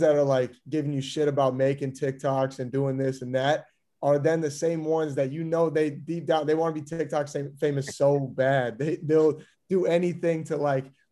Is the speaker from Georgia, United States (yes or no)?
no; Wisconsin, United States; also born or lived in Seattle, Washington; in seventh grade, when we moved back from Seattle into Wisconsin, I reclassified, so I did seventh grade twice.